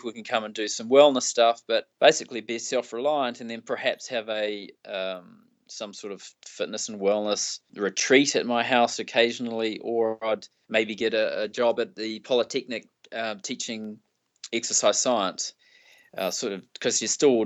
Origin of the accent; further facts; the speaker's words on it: New Zealand; I come from New Zealand. You know, our biggest city's got 1.5 million.